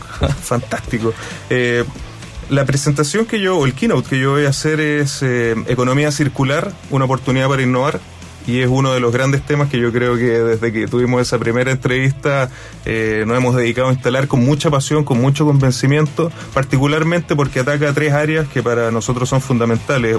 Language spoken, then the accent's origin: Spanish; Iquique, Tarapacá, Chile; Yo, yo vivo en Iquique y, bueno, tengo un compromiso, soy, soy iquiqueño y fue una decisión mía al volver